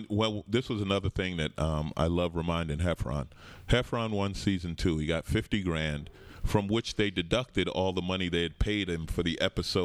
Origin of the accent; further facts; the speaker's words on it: New York, United States; I grew up in New York. Grew up in Queens, St. Albans.